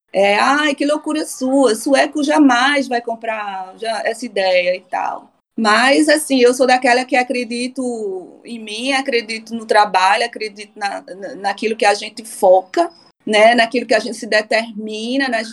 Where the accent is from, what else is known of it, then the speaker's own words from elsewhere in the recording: Recife, Pernambuco, Brazil; moved away as an adult; now in Stockholm, Sweden; Sou de Recife, Brasil, né? Pernambucana